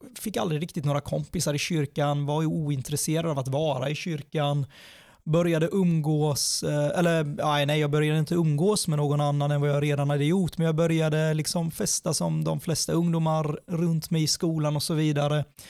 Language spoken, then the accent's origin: Swedish; Sweden; född och uppvuxen i Sverige